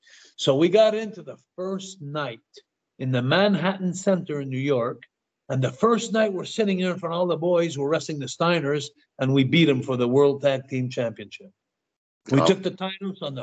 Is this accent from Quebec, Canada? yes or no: yes; Montreal, Quebec, Canada; I come from Montreal